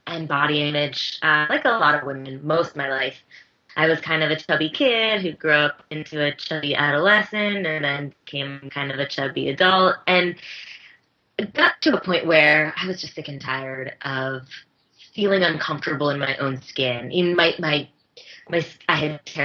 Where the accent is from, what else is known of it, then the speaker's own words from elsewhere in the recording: Bethlehem, Pennsylvania, United States; my hometown